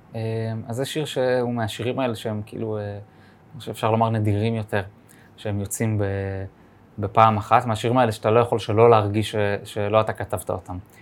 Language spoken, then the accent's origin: Hebrew; Jerusalem, Jerusalem District, Israel; born or raised there